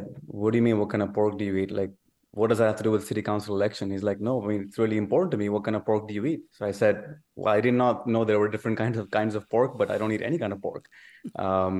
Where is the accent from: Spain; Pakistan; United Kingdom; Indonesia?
Pakistan; moved away as an adult; now in Texas, United States; I was born in Pakistan and moved to United States when I was 19 years old.